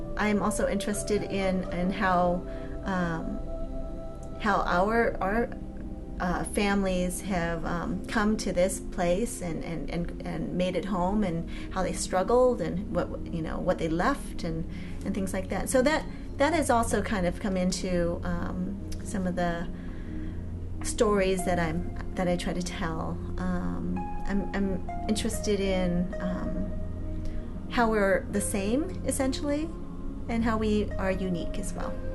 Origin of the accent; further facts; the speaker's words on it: San Francisco, California, United States; I grew up in San Francisco